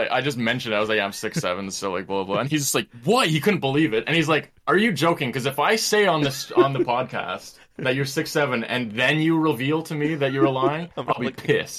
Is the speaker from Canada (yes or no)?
yes; Canada; born in the Great White North